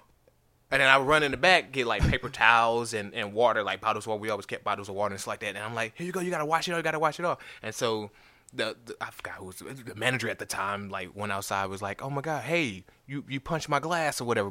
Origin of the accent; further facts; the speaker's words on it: St. Louis, Missouri, United States; now in Nashville, United States; I'm from Saint Louis.